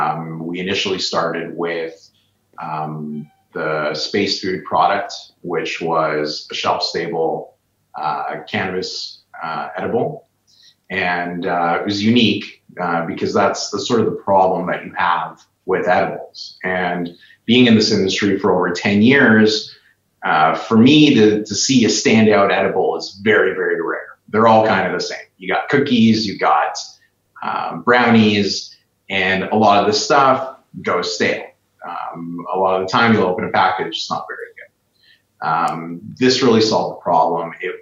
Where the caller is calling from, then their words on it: Edmonton, Alberta, Canada; I'm in Edmonton, Alberta, Canada.